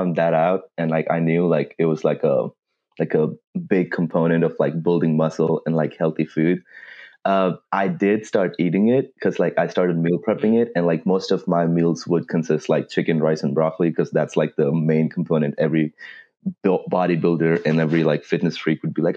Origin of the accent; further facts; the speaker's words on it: Madhya Pradesh, India; moved away as an adult; now in United States; I'm originally from Madhya Pradesh, India. I came to UCO 4 years ago